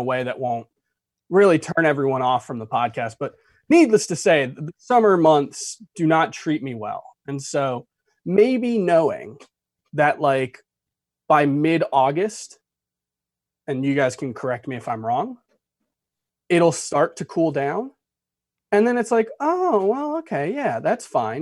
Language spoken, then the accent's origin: English; South Florida, United States; moved away as an adult; growing up in South Florida, thirty-one years